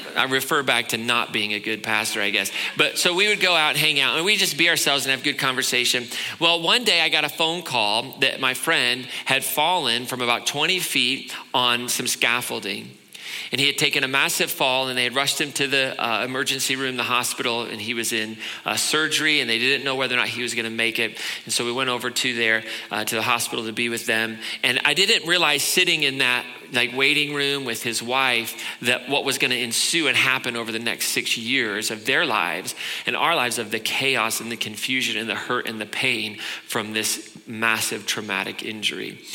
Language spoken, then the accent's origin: English; Indianapolis, Indiana, United States; moved away; I grew up in Indianapolis.